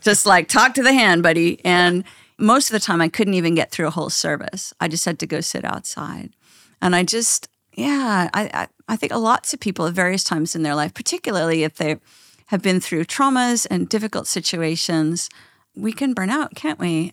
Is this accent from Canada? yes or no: yes; Canada; I'm Canadian